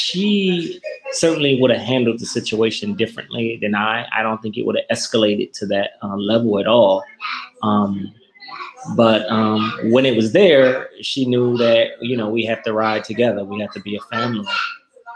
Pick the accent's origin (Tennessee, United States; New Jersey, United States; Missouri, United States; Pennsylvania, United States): Missouri, United States; Normandy; I grew up on 106 in Normandy and went to Central Park High and Henry Clay Junior High School and Washington High School in my life